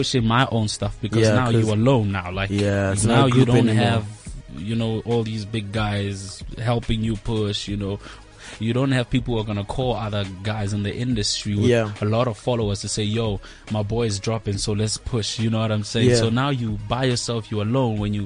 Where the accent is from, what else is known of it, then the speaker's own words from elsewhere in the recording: South Africa; moved away; I'm here now, I'm from Kraskop, I can't go back home